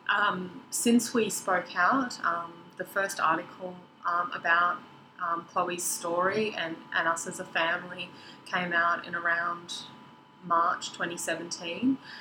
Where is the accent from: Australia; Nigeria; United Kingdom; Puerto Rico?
Australia; Sydney, New South Wales; now in Queensland, Australia; we grew up together in Sydney, um, which is where my family still live now. I'm sort of the only one here in Queensland